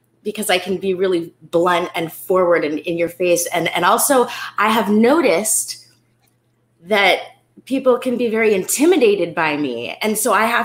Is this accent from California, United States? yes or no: yes; California, United States; I'm from California